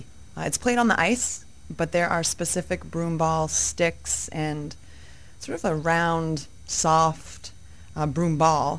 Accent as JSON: {"language": "English", "town": "North Yarmouth", "region": "Maine", "country": "United States", "also_born_or_lived": "Virginia", "said": "I'm a girl from North Yarmouth"}